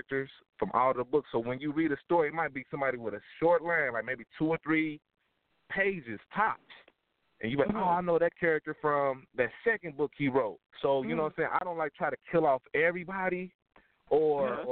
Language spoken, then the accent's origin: English; Dayton, Ohio, United States; now in Charlotte, United States; I'm in Charlotte right now, but I'm from Dayton, Cincinnati area.